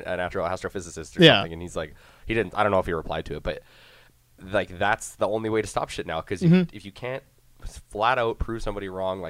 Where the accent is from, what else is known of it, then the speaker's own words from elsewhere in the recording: Canada; Oh, I'm from Canada.